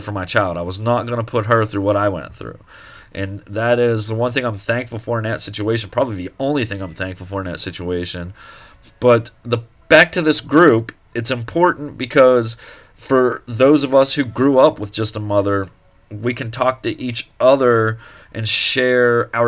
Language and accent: English; Eau Claire, Pennsylvania, United States; moved away; back home to where I grew up in Eau Claire, Pennsylvania.